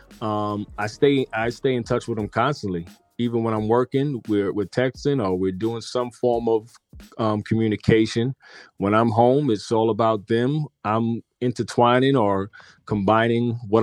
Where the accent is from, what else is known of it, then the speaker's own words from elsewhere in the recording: New York City, New York, United States; moved away as an adult; now in Georgia, United States; I'm originally from New York City